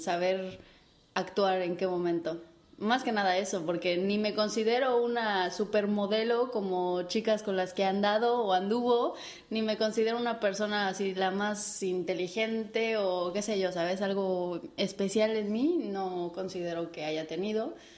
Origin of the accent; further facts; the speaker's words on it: Mexico; moved away as an adult; now in Spain; buena mexicana chingona que soy